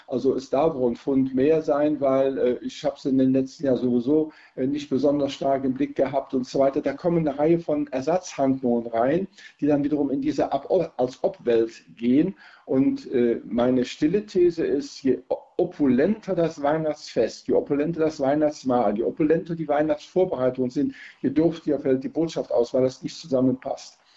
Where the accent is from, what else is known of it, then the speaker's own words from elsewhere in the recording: Rhineland, Germany; Als Rheinländer